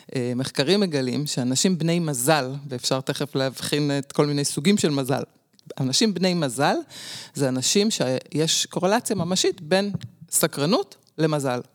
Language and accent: Hebrew; Jerusalem, Jerusalem District, Israel; אני נולדתי בירושלים, דור עשירי, משפחה שורשית